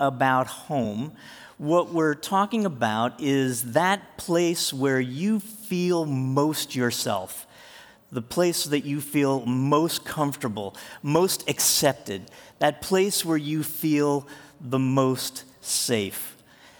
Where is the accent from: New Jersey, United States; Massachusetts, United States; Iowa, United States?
New Jersey, United States; Jersey Shore; moved away as an adult; also born or lived in Tulsa, Oklahoma; I was born in Jersey. I grew up at the Jersey Shore.